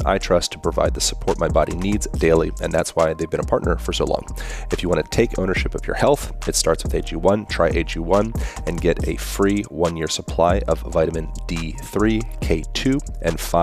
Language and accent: English; Lancaster, Pennsylvania, United States; Lancaster, Pennsylvania.